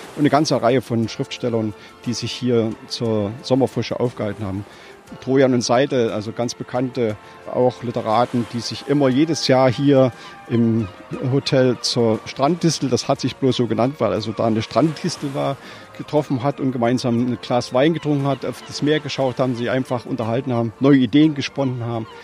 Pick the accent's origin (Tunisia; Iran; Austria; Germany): Germany; Thuringia; now in Rostock, Germany; Ich bin also gebürtiger Thüringer, wohne jetzt aber mittlerweile seit 1900. 1970 schon hier in Mecklenburg-Vorpommern